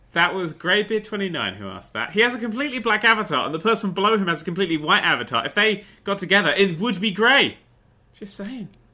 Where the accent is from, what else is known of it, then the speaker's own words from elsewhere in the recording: England, United Kingdom; we're from England